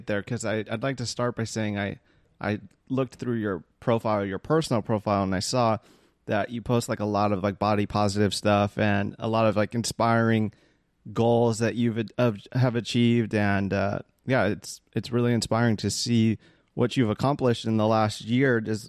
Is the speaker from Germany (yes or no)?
no; Philippines; somebody of a different culture than myself, being that I'm Filipino.